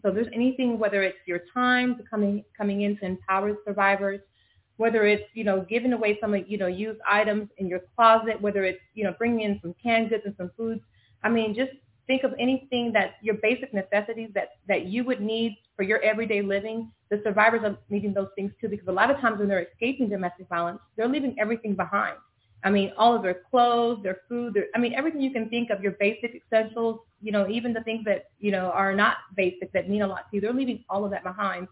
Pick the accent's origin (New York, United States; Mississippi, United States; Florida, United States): Florida, United States; moved away as an adult; now in Dallas, United States; I'm new to the Dallas uh, area. I'm from Florida originally